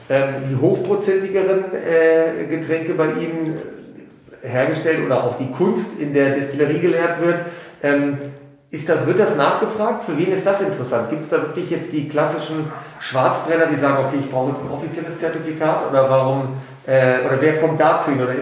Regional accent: Rhineland, Germany; wie man bei uns im Rheinland sagt.

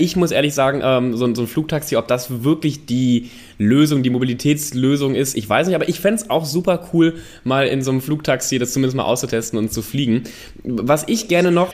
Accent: North Rhine-Westphalia, Germany; ich komme ja aus NRW

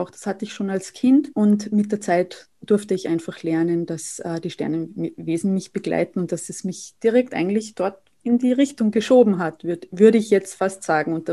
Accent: Saalfelden, Salzburg, Austria; now in Vienna, Austria; ich komme aus Österreich. Ich äh, wohne derzeit noch in Wien, aber bin bald wieder in meiner Heimat in Salzburg-Land, in Saalfelden.

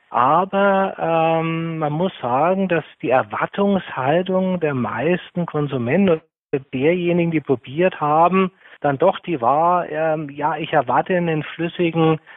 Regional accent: Brazil; German is a second language; now in Germany; Und ich als Kind bin aufgewachsen in Brasilien mit Kokoswasser. Und auch wenn ich krank war, habe ich von der Oma immer Kokoswasser bekommen und von meiner Mutter.

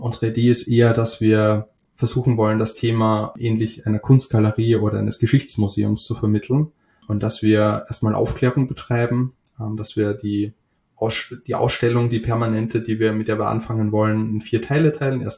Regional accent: Austria; now in Hamburg, Germany; seit circa fünf Jahren wohne ich in Hamburg. Uh, ursprünglich komme ich aus Österreich

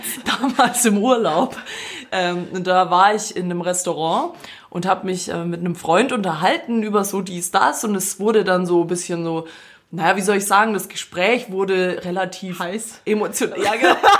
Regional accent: Croatia; also born or lived in Swabia; Ich bin eigentlich Kroate, aber ich tu so als Fake-Schwabe.

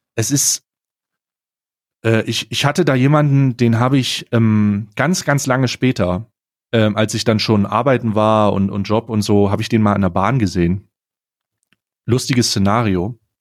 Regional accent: East Germany, Germany; moved away; also ich komme ursprünglich aus Ostdeutschland

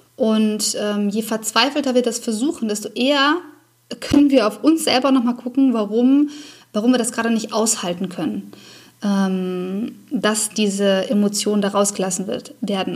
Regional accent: Germany; bei uns in Deutschland

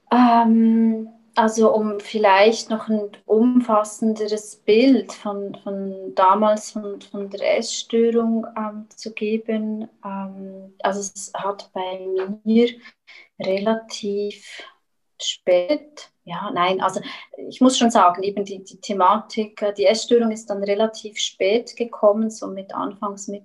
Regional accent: Switzerland; moved away as an adult; now in Chile; und wie man hört, ich komme ursprünglich aus der Schweiz, bin aber eben letztes Jahr im Oktober, Ende Oktober, bin ich nach Chile ausgewandert

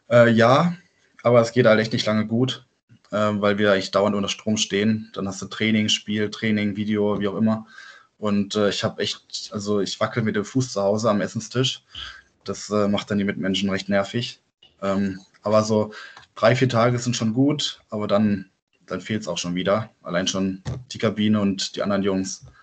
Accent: Offenburg, Baden-Württemberg, Germany; accent: Badisch; ja, also wir, wir kommen aus Offenburg, das sage ich, äh, also klar Südbaden und wir reden dort auch Badisch.

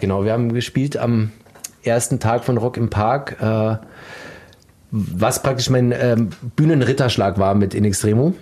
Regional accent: Landsberg am Lech, Bavaria, Germany; ich komme aus der Nähe von München. Landsberg ja. am Lech ist meine Heimatstadt

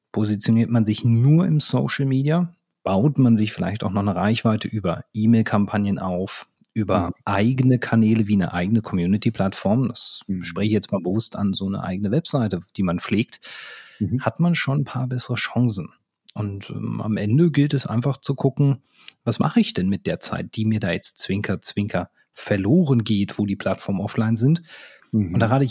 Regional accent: Berlin, Germany; für die, die das jetzt an der Stelle nicht wissen, ich komme aus Berlin. Wir haben drei Flughäfen, also einen funktionierenden.

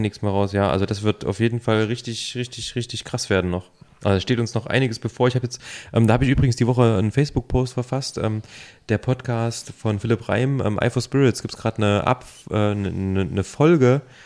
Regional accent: Thuringia, Germany; now in Leipzig, Germany; ich bin ja ursprünglich ähm, aus Thüringen

